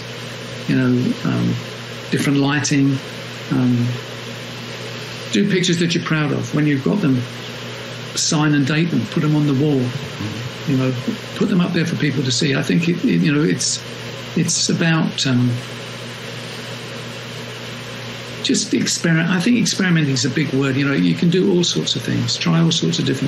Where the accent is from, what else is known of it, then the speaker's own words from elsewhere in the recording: London, United Kingdom; as a Londoner